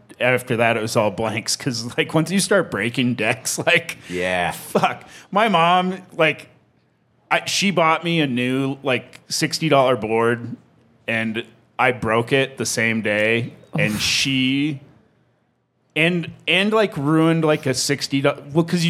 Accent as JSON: {"language": "English", "region": "South Dakota", "country": "United States", "tie": "born or raised there", "said": "where I grew up in South Dakota"}